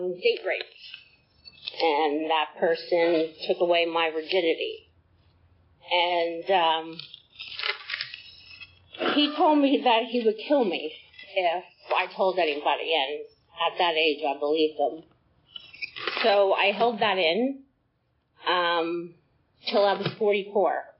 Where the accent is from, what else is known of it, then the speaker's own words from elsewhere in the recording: New Jersey, United States; now in Acworth, United States; I was born in New Jersey from a family of six